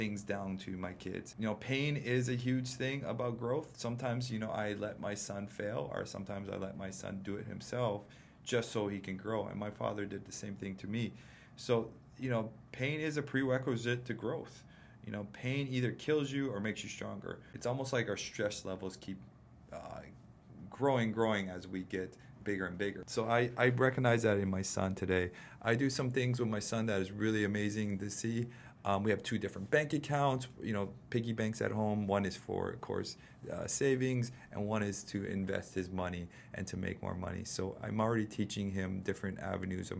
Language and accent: English; Big Island, Hawaii, United States; I grew up on the Big Island with my dad